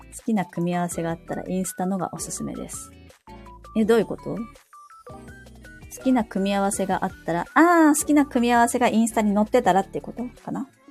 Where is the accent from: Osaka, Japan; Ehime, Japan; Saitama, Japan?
Saitama, Japan; 私の地元は埼玉なんです